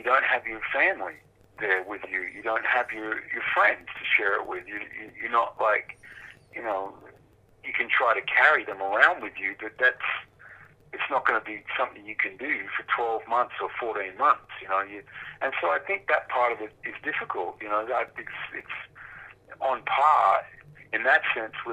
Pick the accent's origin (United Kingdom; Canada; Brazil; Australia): Australia; Perth, Western Australia; when we were kids, we grew up in Perth in Western Australia